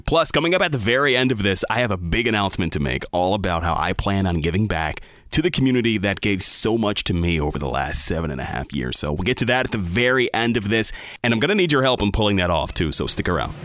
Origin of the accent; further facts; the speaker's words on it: Bel Air, Maryland, United States; I grew up in Bel Air, Maryland. My family moved here in nineteen ninety-four when I was three years old.